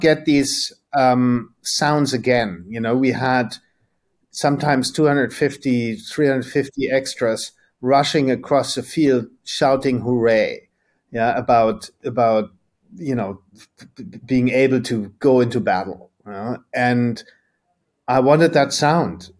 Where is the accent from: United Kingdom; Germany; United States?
Germany; we grew up in Germany